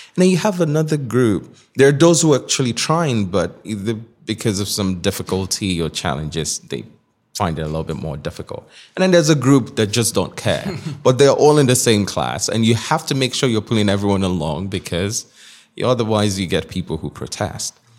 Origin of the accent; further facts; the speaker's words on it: Nigeria; moved away as an adult; now in New York City, United States; I was born in Nigeria. So, Nigeria up until nineteen was all I knew